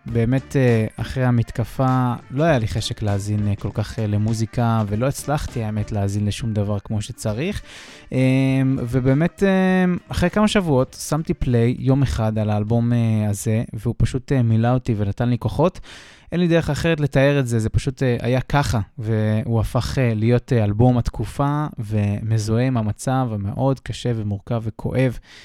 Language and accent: Hebrew; Israel; moved away; כישראלי שמתגורר מחוץ לארץ כבר שנים